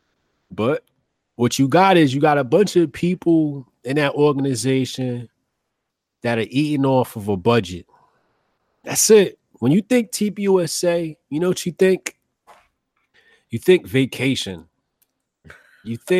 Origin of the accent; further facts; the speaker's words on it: United States; as American people